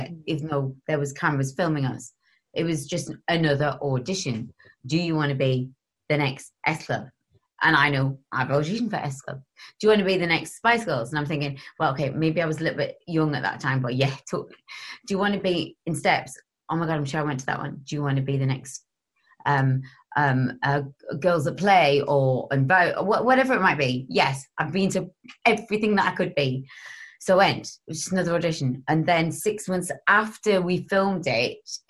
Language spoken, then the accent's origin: English; Gateshead, North East England, United Kingdom; I was from Council State in Gateshead.